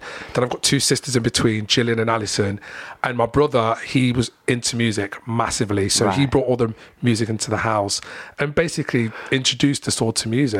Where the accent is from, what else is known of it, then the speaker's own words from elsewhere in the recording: Long Eaton, East Midlands, United Kingdom; I grew up in Long Eaton in a, you know, on a street called Collingwood Road